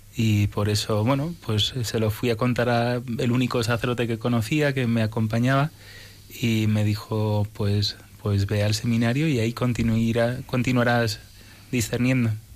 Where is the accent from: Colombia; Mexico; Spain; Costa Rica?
Spain; also born or lived in United States; vine con seis años, nací en Estados Unidos y, y cuando vinimos a España